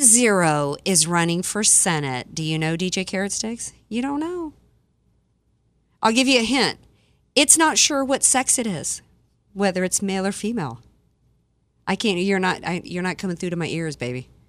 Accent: Deep South, United States; moved away; I was born and raised in the Deep South

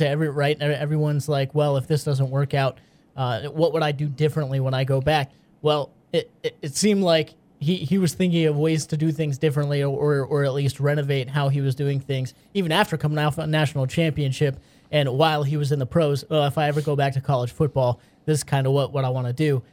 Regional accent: the North, United States; I grew up in the North

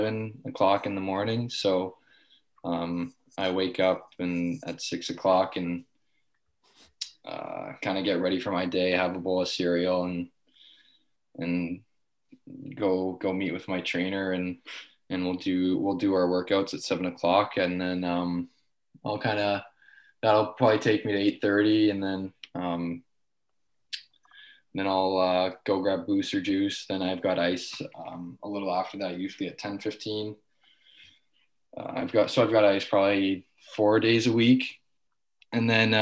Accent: Richmond Hill, Ontario, Canada; I'm from Richmond Hill

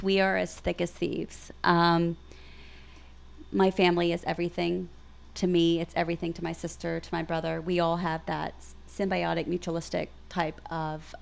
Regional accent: Pine Bluff, Arkansas, United States; now in Little Rock, United States; We're all from Pine Bluff, but we live here

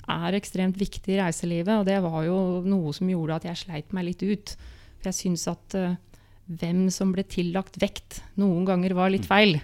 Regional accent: Molde, Møre og Romsdal, Norway; da jeg ble født i 72 i Molde

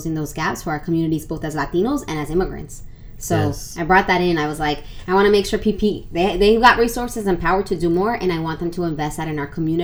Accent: Phoenix, Arizona, United States; also born or lived in New Jersey; I grew up most of my life in Arizona. So I grew up in Phoenix

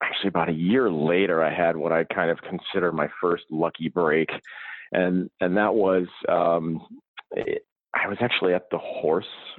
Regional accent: St. Paul, Minnesota, United States; I'm originally from St. Paul, Minnesota, and I grew up in a household that was full of people playing instruments

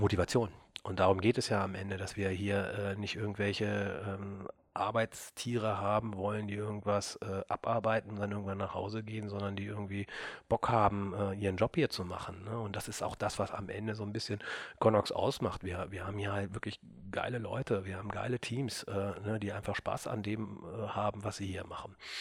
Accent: Burgdorf, Lower Saxony, Germany; also wir kommen aus Burgdorf, Christian und ich. da sind wir aufgewachsen

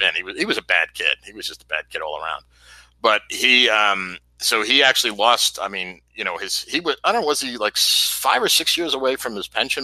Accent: New York, United States; moved away; when I lived in, when I grew up in New York

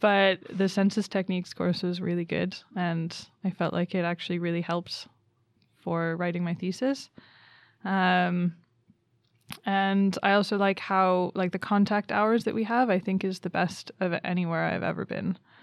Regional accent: Canada; moved away as an adult; also born or lived in Reading, England; now in Umeå, Sweden; I'm from Canada.

